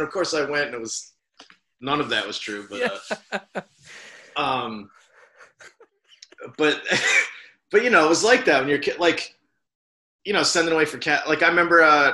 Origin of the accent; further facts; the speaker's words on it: New Jersey, United States; I grew up in New Jersey. Like my family on both sides is from Philly. And then I grew up in Jersey, like 20 minutes away